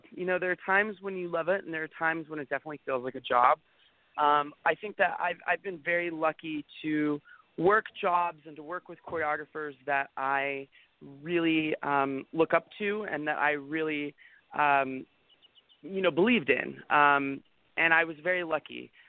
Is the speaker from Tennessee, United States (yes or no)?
no; Northern California, United States; I grew up in Northern